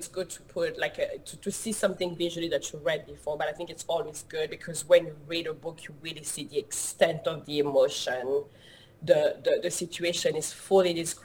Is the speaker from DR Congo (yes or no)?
yes; DR Congo; now in Los Angeles, United States; I was born and raised in the Democratic Republic of Congo, which is in Central Africa